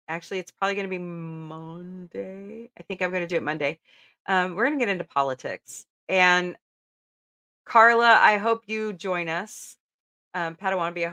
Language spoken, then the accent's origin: English; United States; as an American